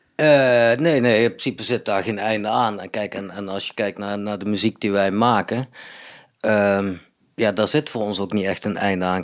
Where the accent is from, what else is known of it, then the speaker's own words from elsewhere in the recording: Budel, North Brabant, Netherlands; now in Eindhoven, Netherlands; Budel ben ik opgegroeid. Wel in Eindhoven geboren